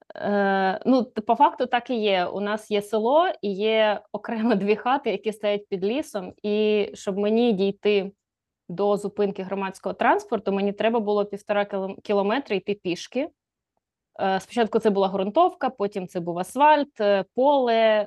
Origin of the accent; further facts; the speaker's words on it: a village near Poltava, Poltava Oblast, Ukraine; я ходила в школу в Полтаву, бо е, школа в моєму селі тоді вважалась не дуже ок.